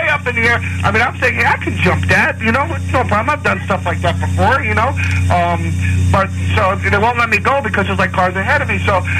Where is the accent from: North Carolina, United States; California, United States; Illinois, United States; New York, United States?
New York, United States; Westchester; I'm from Westchester